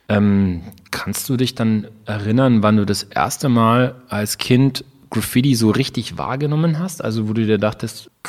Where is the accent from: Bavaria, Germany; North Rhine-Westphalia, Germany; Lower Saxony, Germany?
Bavaria, Germany; Ansbach; da war von, von Ansbach aus, wo ich aufgewachsen bin, war Stuttgart relativ nah.